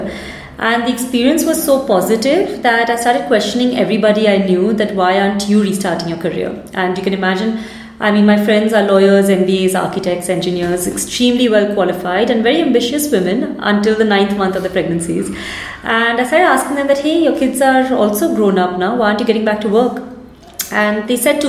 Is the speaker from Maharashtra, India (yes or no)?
yes; Mumbai, Maharashtra, India; moved away as an adult; also born or lived in Philadelphia, United States; now in Bangalore, India; I'm originally from Bombay, was born and brought up there